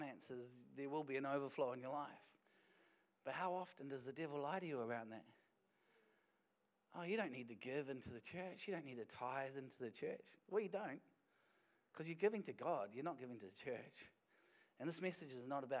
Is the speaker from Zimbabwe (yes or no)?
no; Wellington, New Zealand; now in Dunedin, New Zealand; I was born in Wellington